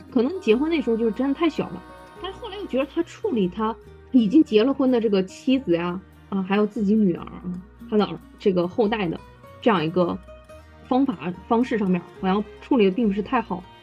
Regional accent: northern China, China; 我是北方人

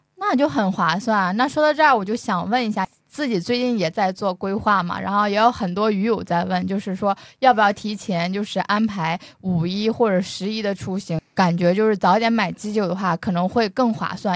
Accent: northern China, China; 我作为北方人

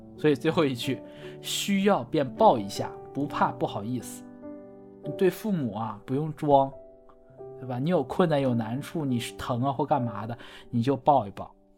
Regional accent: Northeast China, China; 我们东北人，我们就不说秋裤

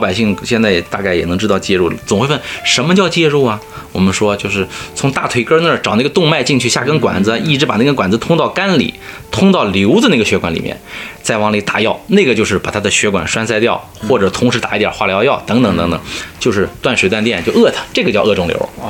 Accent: China; 我们中国人或者亚洲人，更多的是肝炎，乙肝或者丙肝

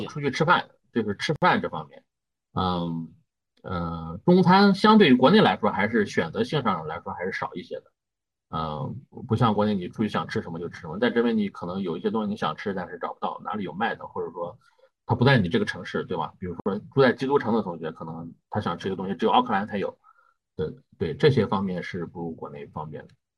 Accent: northern China, China; moved away as an adult; now in New Zealand; 我们作为北方人嘛

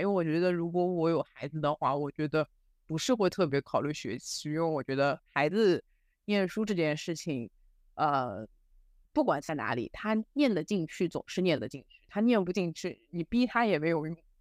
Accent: Shanghai, China; 我们上海人叫“枣子果”

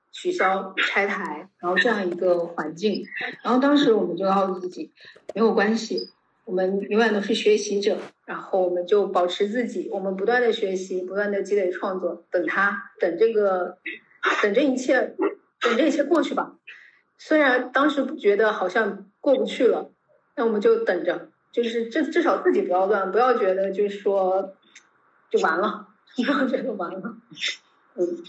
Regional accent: Guangdong, China; 我是广东人，然后我一直在南方生活

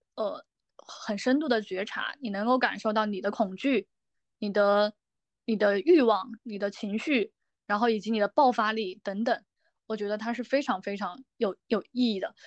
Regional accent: Sichuan, China; moved away as an adult; also born or lived in Taiyuan, Shanxi; 我是四川人

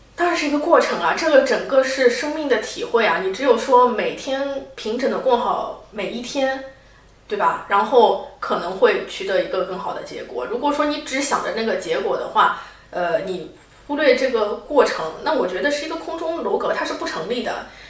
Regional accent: Shanghai, China; moved away as an adult; also born or lived in Kuala Lumpur, Malaysia; now in London, United Kingdom; 因为我是来自上海嘛

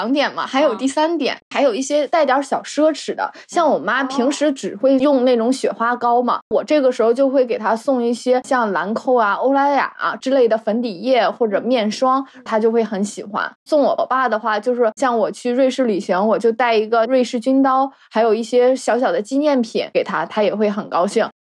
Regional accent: Northeast China, China; accent: Northeastern Mandarin; 不嘎式，我是我们东北话，是不舍得。

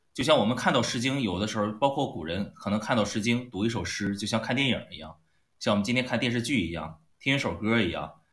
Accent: China; 我们中国人特别喜欢发出沧海桑田之感

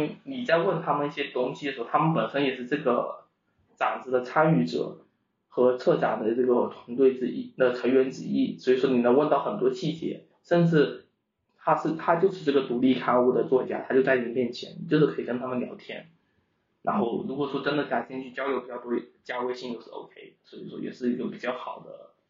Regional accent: China; 包括他们就是我们中国人就经常可以可能就是到到外地会问你是哪里人

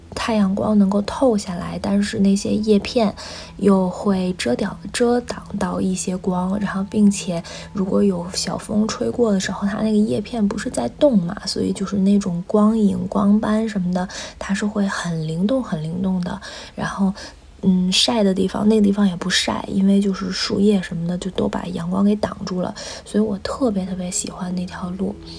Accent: Beijing, China; 我从小就生活在北京

